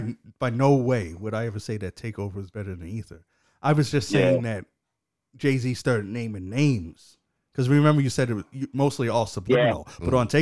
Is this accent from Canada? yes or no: yes; Canada; I'm Canadian.